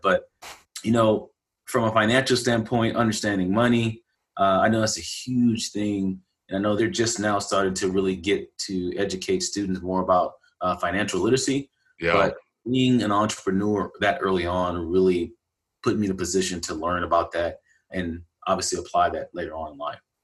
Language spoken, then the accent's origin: English; Galveston, Texas, United States; my hometown is Galveston, Texas, and I grew up there